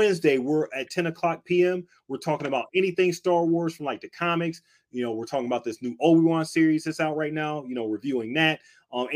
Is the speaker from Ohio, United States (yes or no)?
yes; Cleveland, Ohio, United States; I'm from Cleveland, Ohio